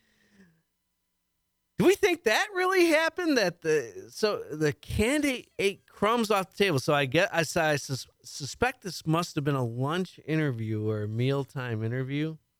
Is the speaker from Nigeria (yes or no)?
no; Chicago, Illinois, United States; moved away as an adult; now in Houston, United States; I'm originally from the Chicago area